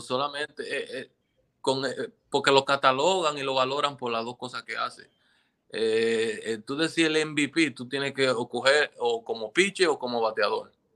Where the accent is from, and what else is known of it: Dominican Republic